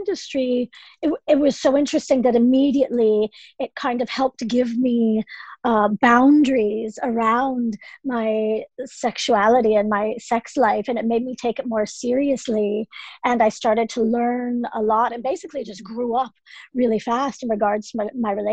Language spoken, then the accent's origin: English; United States; moved away as an adult; now in Ireland; I'm American, but I've been here 13 years now